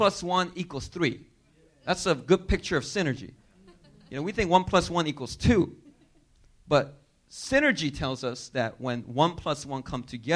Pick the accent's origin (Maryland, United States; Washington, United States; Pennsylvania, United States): Pennsylvania, United States; Philadelphia; moved away as an adult; also born or lived in New York; now in Korea; I grew up in inner city Philadelphia.